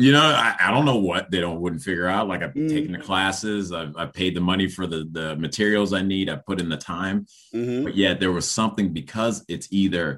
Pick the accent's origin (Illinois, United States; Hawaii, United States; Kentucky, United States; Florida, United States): Illinois, United States; Chicago; also born or lived in Rochester, New York / Liberia / Evanston, Illinois; we came, and Chicago was pretty much where I was, and eventually moved up north to Evanston